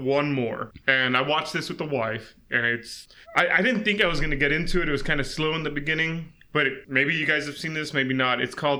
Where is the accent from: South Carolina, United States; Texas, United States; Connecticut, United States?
Texas, United States; South; Growing up in South Texas